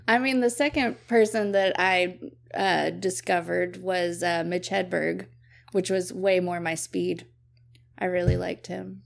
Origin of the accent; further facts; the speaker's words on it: Brownwood, Texas, United States; now in Waco, United States; I grew up in Brownwood, Texas